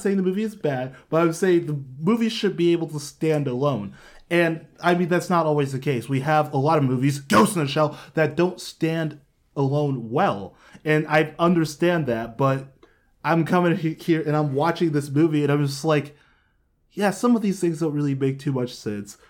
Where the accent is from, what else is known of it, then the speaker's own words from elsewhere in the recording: Columbus, Ohio, United States; moved away; also born or lived in Westerville; I grew up in Columbus